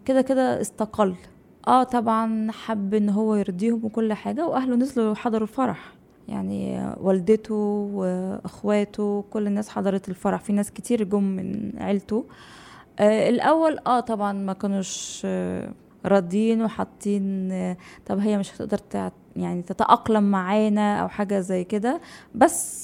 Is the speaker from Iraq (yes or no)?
no; Egypt; moved away as an adult; now in Dubai, United Arab Emirates; عندنا في مصر